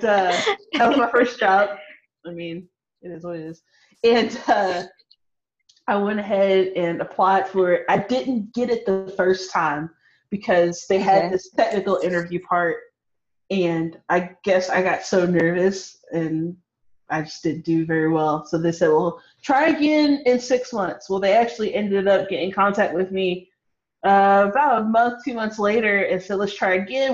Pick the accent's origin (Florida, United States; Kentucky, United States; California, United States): Kentucky, United States; Louisville; I'm from Louisville, Kentucky, born and raised